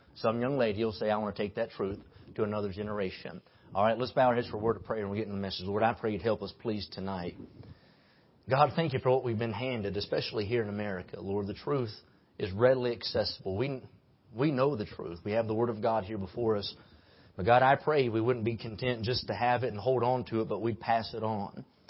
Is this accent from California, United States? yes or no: no; West Virginia, United States; now in Kentucky, United States; I live in Kentucky, but I'm from West Virginia